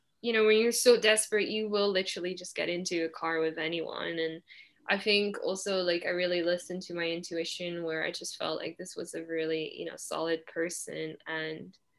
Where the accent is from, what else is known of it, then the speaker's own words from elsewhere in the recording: Netherlands; English is a second language; moved away; yeah, I'm from the Netherlands. He's like, you're here by yourself. I'm like, yeah, I'm studying here.